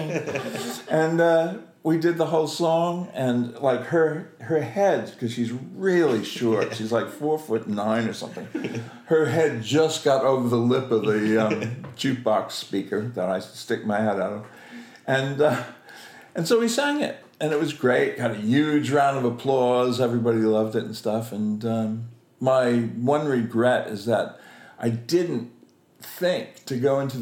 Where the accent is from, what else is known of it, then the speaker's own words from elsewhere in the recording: United States; now in London, United Kingdom; I'm an American actor living in London